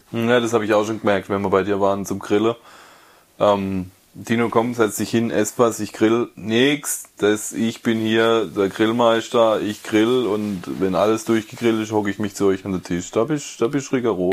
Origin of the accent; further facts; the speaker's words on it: Karlsruhe area, Baden-Württemberg, Germany; moved away; ich komme ja aus der Karlsruher Ecke eigentlich ursprünglich